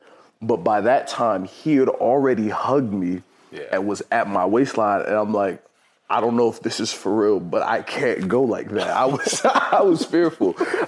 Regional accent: Maryland, United States; also born or lived in Honolulu / Washington; Well, I was born in Honolulu, Hawaii, moved from Honolulu, Hawaii to the state of Washington. And then from Washington, we moved to Maryland. I didn't really start playing sports until I got to Maryland.

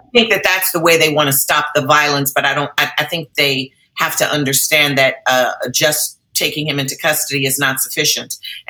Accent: Chicago, Illinois, United States; I'm from Chicago

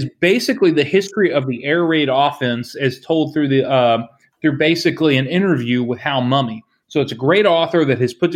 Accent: near Mount Pleasant, Iowa, United States; moved away; right up the road from where I grew up in Mount Pleasant, Iowa, at Iowa Wesleyan College

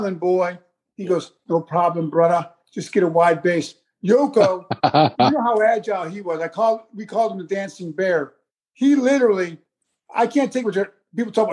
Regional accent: New York, United States; I'm not from Texas. I'm a New York boy

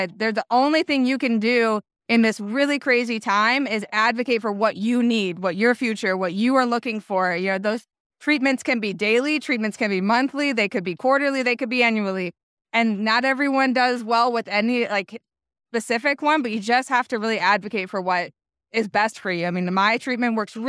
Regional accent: Buffalo, New York, United States; now in Fort Washington, United States; I'm from Buffalo, New York, but we live here in the Maryland area now.

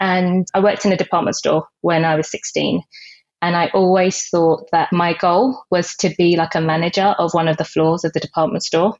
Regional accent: United Kingdom; also born or lived in Jamaica; I came to the UK when I was 3

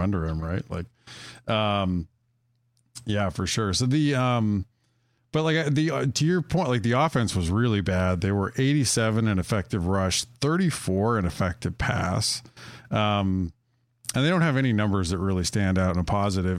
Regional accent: Wyoming, United States; I grew up in Wyoming and spent a lot of time in Denver.

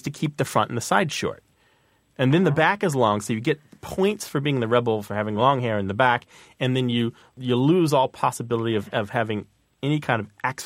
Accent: Missouri, United States; When I was growing up in Missouri

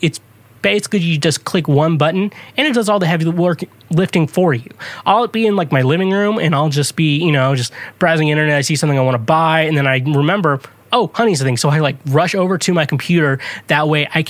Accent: Kansas, United States; since I'm from Kansas, I like to refer to myself as a Free Stater.

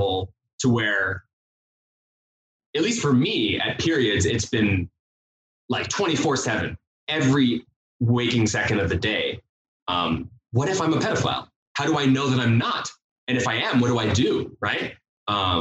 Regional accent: St. George, Utah, United States; I'm from St. George, Utah.

